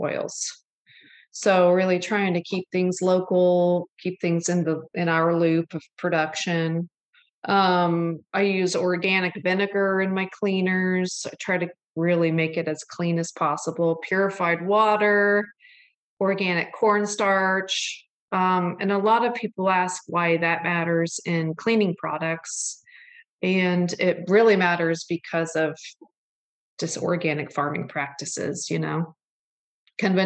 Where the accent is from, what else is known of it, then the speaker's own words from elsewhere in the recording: Syracuse, Indiana, United States; I grew up, I mean, looking back on it now, I'm just so lucky. I was just up there actually this last weekend, but it's a lake up in northern Indiana called Lake Papakichi. And it's in Syracuse